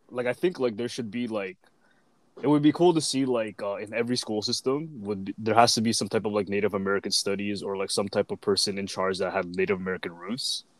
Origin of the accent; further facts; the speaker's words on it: Canada; as much as I'm like you know Filipino, like I was born in Canada.